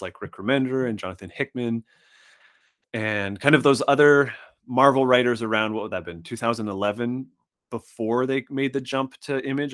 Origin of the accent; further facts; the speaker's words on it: Saskatchewan, Canada; I grew up in what's essentially a nine months out of the year, it's winter s, town. surrounded by indigenous reservations in Saskatchewan, Canada